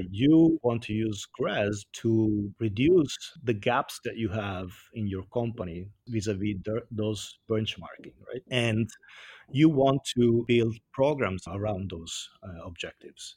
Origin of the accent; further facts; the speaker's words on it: Italy; accent: Italian; English is a second language; moved away as an adult; also born or lived in Washington, D.C., United States; now in United States; I'm Italian